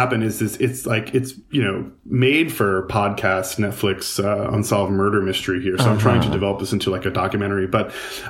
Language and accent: English; Huntington, New York, United States; I grew up in Huntington, and you know, it's like a colonial town. It's been around for forever in Long Island.